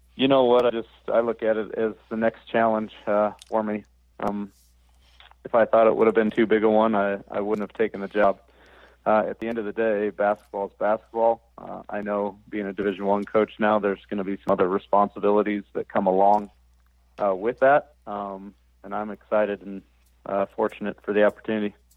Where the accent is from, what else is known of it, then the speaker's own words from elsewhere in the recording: the Northwest, Pacific Northwest, United States; I grew up in the Northwest